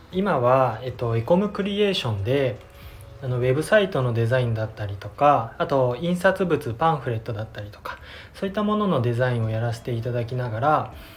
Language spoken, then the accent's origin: Japanese; Kuwana, Mie, Japan; 自分のあもともと生まれも育ちも桑名なんですけれども